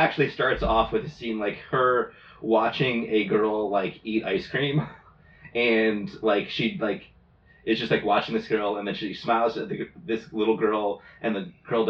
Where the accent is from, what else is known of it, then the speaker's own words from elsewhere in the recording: United States; I'm American.